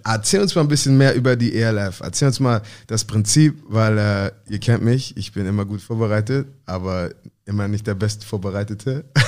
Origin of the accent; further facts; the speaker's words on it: Hamburg, Germany; moved away; ich bin Hamburger Jung